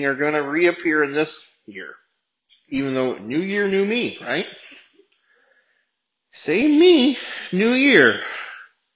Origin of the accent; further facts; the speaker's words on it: United States; we're Americans and we're living in this place